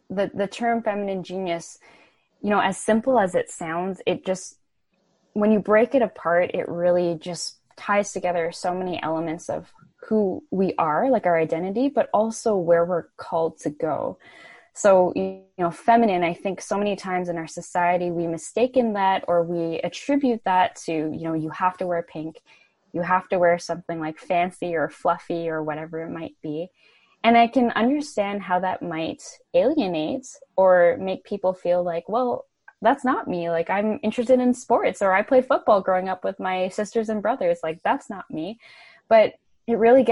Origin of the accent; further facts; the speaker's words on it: Vancouver, British Columbia, Canada; I was in Ottawa, so Canada's nation's capital, and I'm from Vancouver